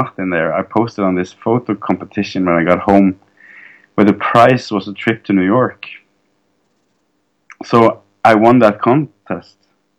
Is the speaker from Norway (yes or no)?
yes; Egersund, Rogaland, Norway; now in Oslo, Norway; Egersund, my hometown in Norway.